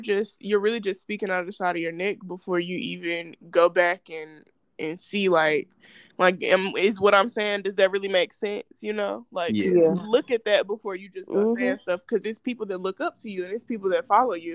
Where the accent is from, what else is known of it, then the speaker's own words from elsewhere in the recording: Georgia, United States; I grew up in Georgia